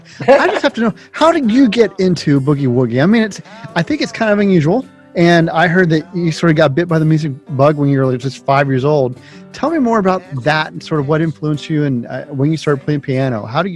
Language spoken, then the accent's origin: English; Cincinnati, Ohio, United States; my hometown is Cincinnati